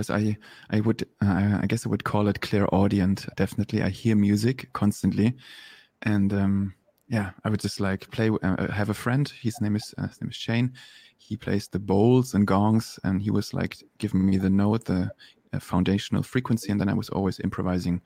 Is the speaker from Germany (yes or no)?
yes; Germany; moved away as an adult; also born or lived in Berlin, Germany / Los Angeles, United States; I was born and raised in Germany